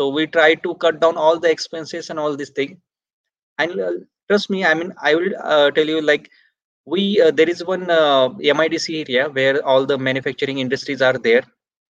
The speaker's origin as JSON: {"language": "English", "country": "India", "tie": "born or raised there", "said": "Like my hometown is 250 kilometers away from Pune."}